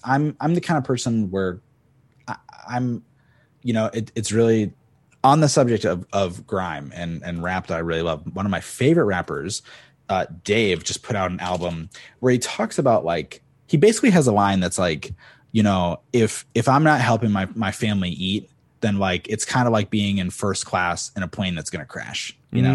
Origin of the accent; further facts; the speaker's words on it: Cape Cod, Massachusetts, United States; moved away as an adult; now in Los Angeles, United States; … and I are both from Cape Cod, Massachusetts